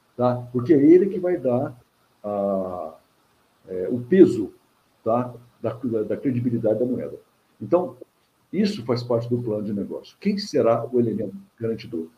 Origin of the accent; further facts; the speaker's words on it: Minas Gerais, Brazil; eu também sou mineiro